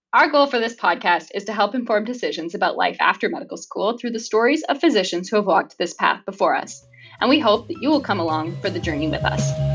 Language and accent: English; Minot, North Dakota, United States; moved away as an adult; now in Canada; I grew up in Minot, North Dakota in the US, moving to Canada in 2010